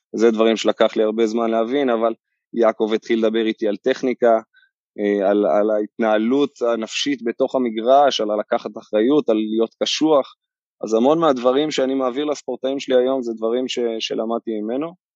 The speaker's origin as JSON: {"language": "Hebrew", "town": "Kfar Saba", "region": "Central District", "country": "Israel", "tie": "born or raised there", "said": "גדלתי בכפר סבא"}